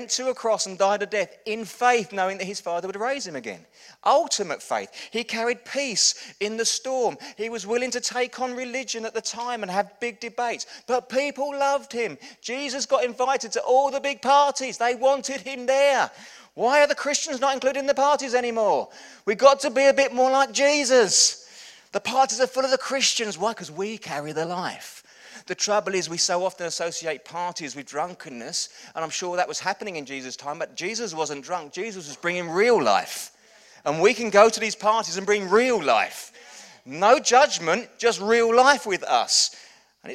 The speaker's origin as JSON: {"language": "English", "region": "England", "country": "United Kingdom", "said": "We're English"}